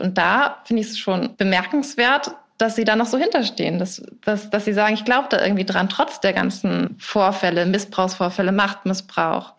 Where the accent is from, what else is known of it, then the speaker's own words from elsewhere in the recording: Schleswig-Holstein, Germany; moved away; Ich komme aus Schleswig-Holstein ursprünglich